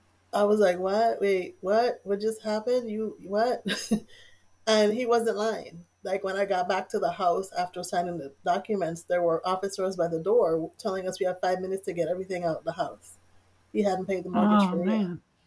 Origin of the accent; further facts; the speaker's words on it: U.S. Virgin Islands; I'm originally from the Virgin Islands.